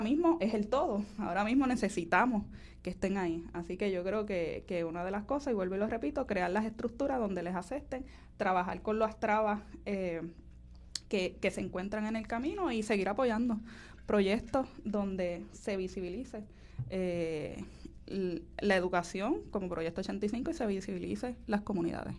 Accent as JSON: {"language": "Spanish", "town": "Vega Baja", "country": "Puerto Rico", "said": "mi pueblo, en Vega Baja"}